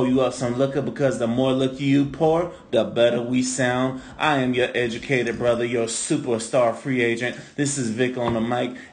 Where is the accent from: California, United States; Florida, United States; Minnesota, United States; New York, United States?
Florida, United States; St. Petersburg; also born or lived in Tampa; I'm from St. Pete